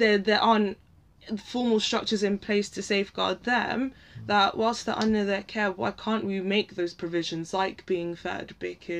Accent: London, United Kingdom; accent: posh; I am born and bred in Northwest London, and not like Camden.

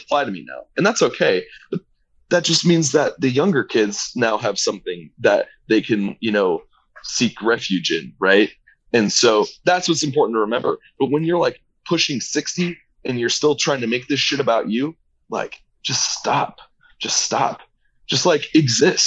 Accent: Indianapolis, Indiana, United States; growing up in Indianapolis

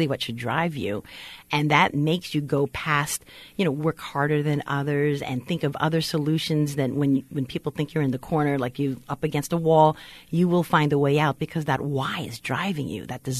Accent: Philippines; I'm Filipino, Asian.

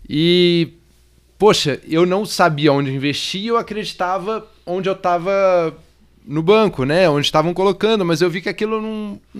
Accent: Brasília, Federal District, Brazil; Eu vim de Brasília e desde jovem ali, fazendo prova de vestibular e tal, tinha pouco dinheiro

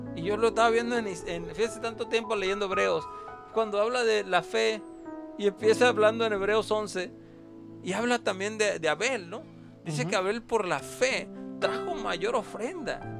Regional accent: Veracruz, Mexico; now in Tucson, United States; yo soy de Veracruz

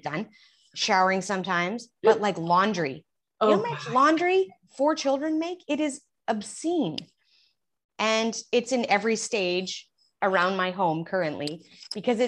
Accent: Alberta, Canada; accent: Canadian; moved away as an adult; now in Houston, United States; I am from Canada. So I'm Canadian down here in the heat of Texas. We've been here 8 years.

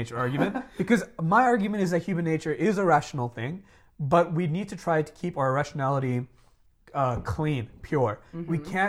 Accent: Dubai, United Arab Emirates; Because I grew up living in Dubai, which is the anarcho-capitalist dream state.

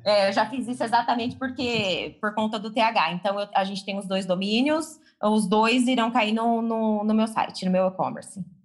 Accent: Tupã, São Paulo, Brazil; eu sou do interior de São Paulo, né, na cidade de Tupã

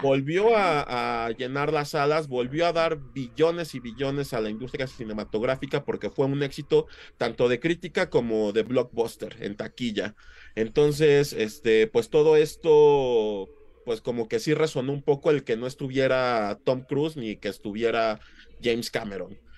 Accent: Mexico; como mexicanos

